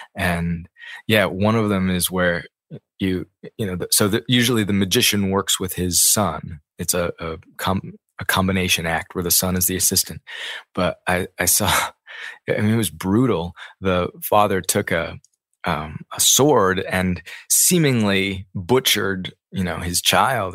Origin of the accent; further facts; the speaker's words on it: Ames, Iowa, United States; I grew up in Ames, Iowa